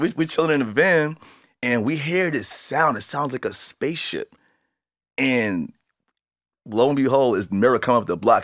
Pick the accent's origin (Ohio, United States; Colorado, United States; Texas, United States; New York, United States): New York, United States; New York City; being this kid growing up in Jamaica, Queens